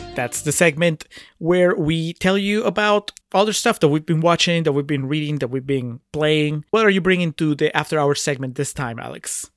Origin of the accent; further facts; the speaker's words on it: Peru; I'm from Peru